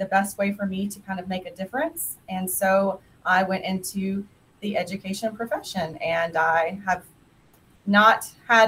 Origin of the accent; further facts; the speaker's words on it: Cobb County, outside Atlanta, Georgia, United States; moved away as an adult; also born or lived in Monroe County, Georgia; I'm from a very large county outside of Atlanta. I'm from Cobb County.